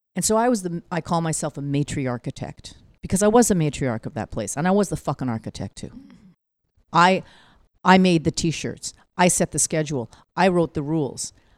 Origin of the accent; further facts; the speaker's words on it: Vancouver, British Columbia, Canada; moved away as an adult; now in New York, United States; I'm a child of Korean immigrants, born and raised in Vancouver